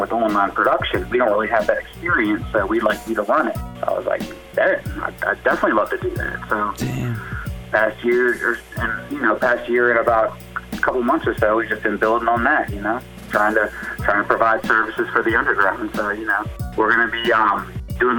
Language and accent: English; Richmond, United States; I'm a producer from Richmond